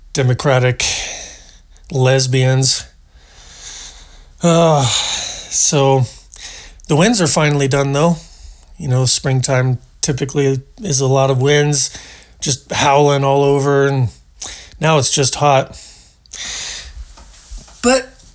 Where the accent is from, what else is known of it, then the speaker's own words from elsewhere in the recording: Portland, Oregon, United States; moved away; I'm originally from Portland, Oregon, the once great city of Portland, Oregon. And they got farmers markets, lots of fresh, local, organic, natural food, just a fertile valley there. It was the end of the Oregon Trail. Everybody wanted to go there because it was so good. And I grew up there